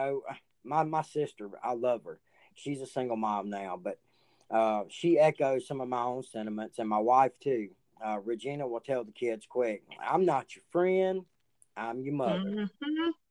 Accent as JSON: {"language": "English", "region": "the South", "country": "United States", "tie": "born or raised there", "also_born_or_lived": "Reform, Alabama", "said": "you and I, we were raised in the South"}